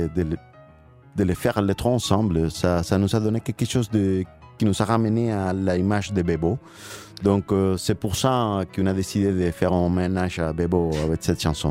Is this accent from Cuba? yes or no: yes; Cuba; French is a second language; moved away; On a, on a grandi à Cuba